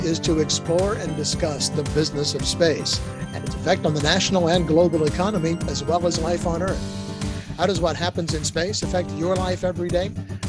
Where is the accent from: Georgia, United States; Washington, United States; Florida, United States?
Florida, United States; Jacksonville; So we're pretty familiar with that process, at least here in my hometown.